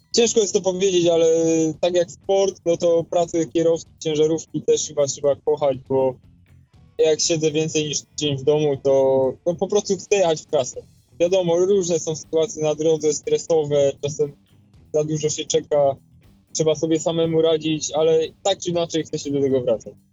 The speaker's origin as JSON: {"language": "Polish", "town": "Poznań", "region": "Greater Poland", "country": "Poland", "said": "Pochodzę z Poznania"}